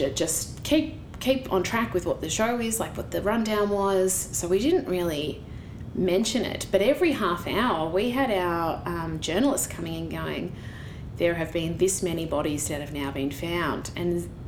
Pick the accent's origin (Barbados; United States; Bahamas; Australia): Australia; Melbourne, Victoria; moved away as an adult; now in Ballarat, Australia; Eltham, which is where I grew up